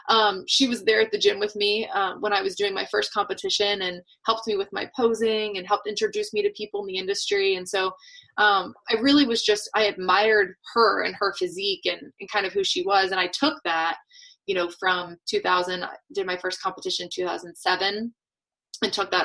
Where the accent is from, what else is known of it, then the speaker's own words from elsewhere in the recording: Atlanta, Georgia, United States; now in New Hampshire, United States; I live in New Hampshire now. I'm originally born and raised in Atlanta, Georgia.